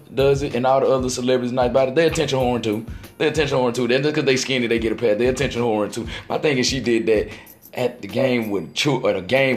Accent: Moss Point, Mississippi, United States; my hometown, Moss Point. I'm in Atlanta, Georgia

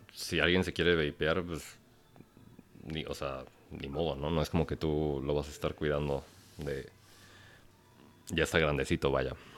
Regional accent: Mexico; siendo mexicano

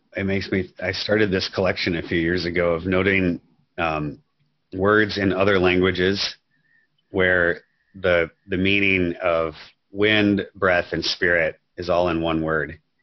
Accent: Minnesota, United States; I grew up in Minnesota

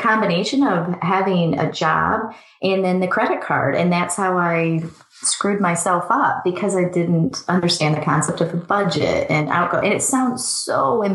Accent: Michigan, United States; moved away as an adult; also born or lived in Sydney, Australia / Chicago; I grew up in Michigan

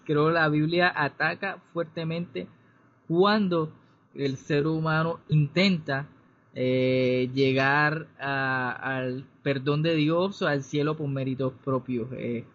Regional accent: Cartagena, Bolívar, Colombia; soy cartagenero

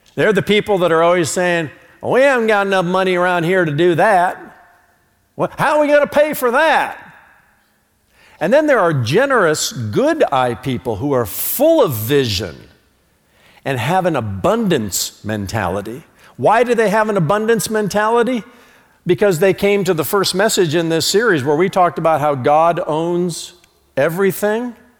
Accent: United States; I'm an American

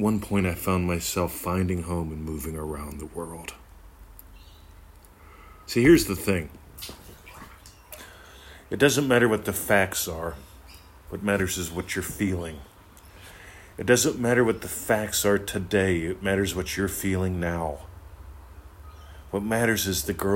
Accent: Pennsylvania, United States; moved away; I grew up in Pennsylvania, lovely country.

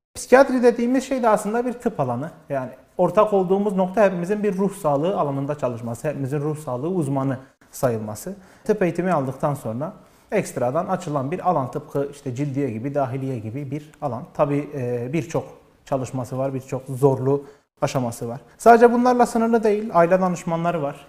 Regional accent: Diyarbakır, Diyarbakır Province, Turkey; also born or lived in Antalya / Istanbul; Diyarbakır'da doğdum. Kütük Bağlar'a kayıtlı. Ee, ilk orta ve lise öğrenimimi burada bitirdim.

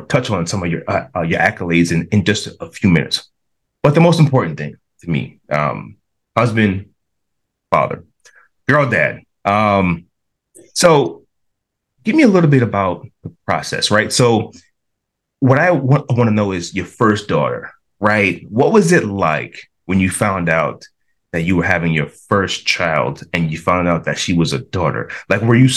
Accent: New York City, New York, United States; New York City, where I was born and raised

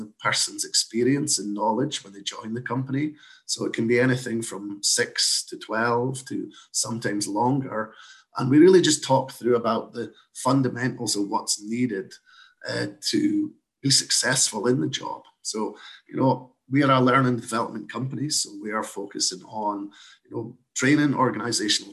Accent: Scotland, United Kingdom; moved away as an adult; now in Canada; as you can probably tell from my accent, I'm not from these parts originally, but I moved over from Scotland in 2013

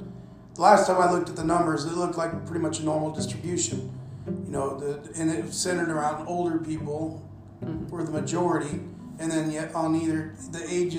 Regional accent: the Bible Belt, United States; also born or lived in Liberia; I come from the Bible Belt and I've heard it all my life

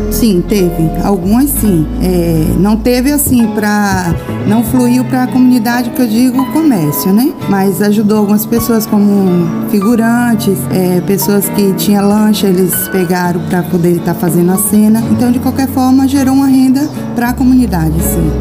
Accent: Ilhéus, Bahia, Brazil; Eu sou nativa daqui, nasci aqui na Lagoa Encantada

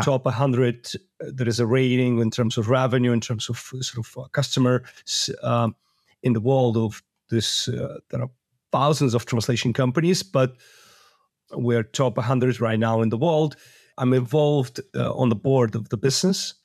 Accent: Moldova; I was born in Moldova

